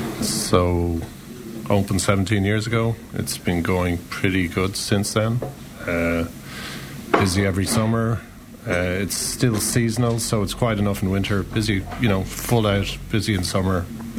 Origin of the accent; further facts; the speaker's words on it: Shannon, Munster, Ireland; also born or lived in Dublin; now in Lahinch, Ireland; so I'm from Shannon. Moved from Dublin to here 25, 26 years ago